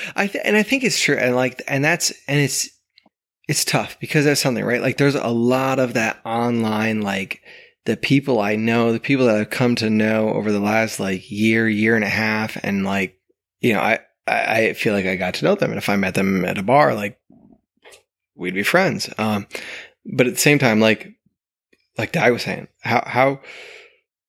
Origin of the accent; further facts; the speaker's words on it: New England, United States; moved away; also born or lived in Vermont; I grew up in New England